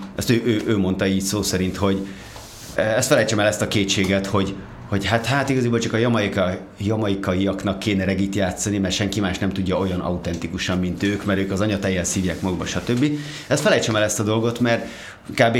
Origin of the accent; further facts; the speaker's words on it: Gödöllő, Pest, Hungary; moved away as an adult; also born or lived in Budapest; egy Gödölön nőttem fel, Budapestre költöztem